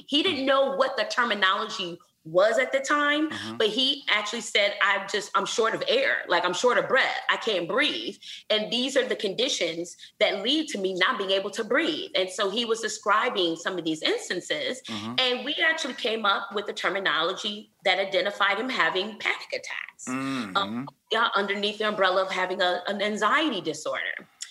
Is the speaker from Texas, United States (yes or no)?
no; Flint, Michigan, United States; now in Houston, United States; I'm from Flint, Michigan.